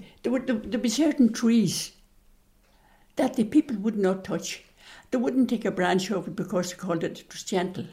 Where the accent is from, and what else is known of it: Glendoon, County Donegal, Ulster, Ireland; born or raised there